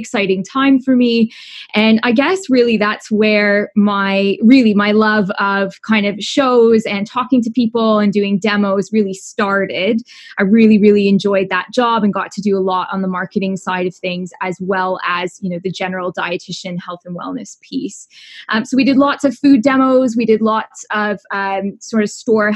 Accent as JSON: {"language": "English", "country": "Canada", "also_born_or_lived": "Toronto, Canada", "accent": "Canadian", "said": "My accent is Canadian"}